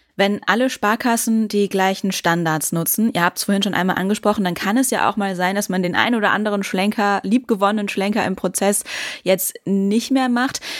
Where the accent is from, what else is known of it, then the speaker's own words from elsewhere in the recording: Westmünsterland, North Rhine-Westphalia, Germany; in meiner Heimat im Westmünsterland